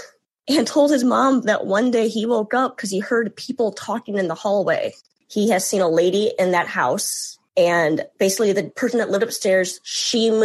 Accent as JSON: {"language": "English", "town": "Gary", "region": "Indiana", "country": "United States", "tie": "born or raised there", "said": "we grew up in Gary"}